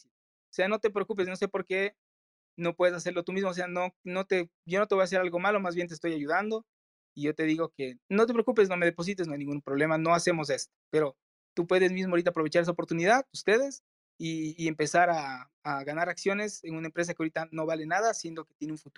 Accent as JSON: {"language": "Spanish", "country": "Ecuador"}